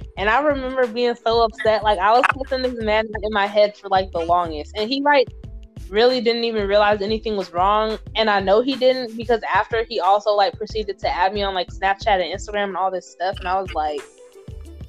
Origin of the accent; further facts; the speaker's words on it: Southern Mississippi, United States; my family and I, we're from Southern Mississippi. And so in the South, you're just kind of raised to like let a man be chivalrous